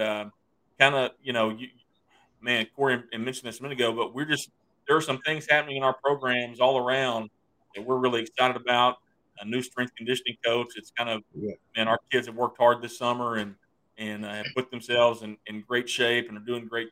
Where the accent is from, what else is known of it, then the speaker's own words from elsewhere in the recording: East Texas, United States; growing up in East Texas